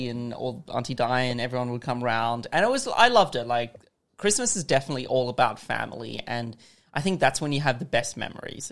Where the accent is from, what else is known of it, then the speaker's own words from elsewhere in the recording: South Africa; moved away; we grew up in South Africa